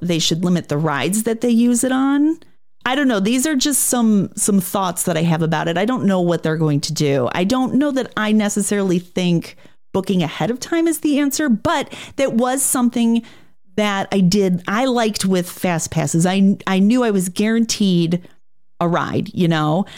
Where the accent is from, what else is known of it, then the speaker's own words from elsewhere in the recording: Chicago, Illinois, United States; I'm from Chicago